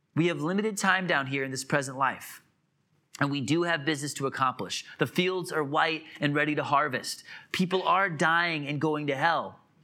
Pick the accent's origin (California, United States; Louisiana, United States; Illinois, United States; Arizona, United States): Illinois, United States; moved away as an adult; also born or lived in Wisconsin / Atlanta, Georgia / Hartford, Connecticut; now in South Carolina, United States; I grew up in Illinois, for the most part